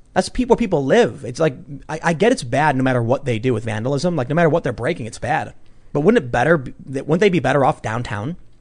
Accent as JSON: {"language": "English", "town": "Chicago", "region": "Illinois", "country": "United States", "said": "I'm a mixed race high school dropout from the South Side of Chicago"}